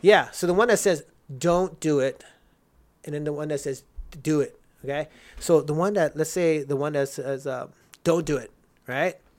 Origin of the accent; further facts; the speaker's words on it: Rosemead, California, United States; also born or lived in Houston, Texas; I grew up in Rosemead